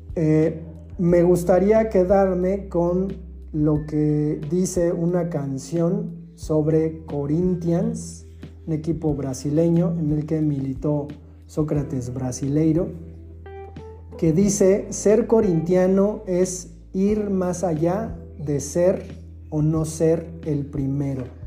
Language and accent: Spanish; Mexico; en México nosotros decimos, le voy a el Pumas